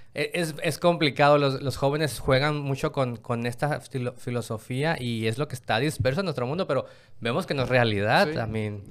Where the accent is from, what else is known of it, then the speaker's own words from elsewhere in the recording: Mexico; donde yo vengo de México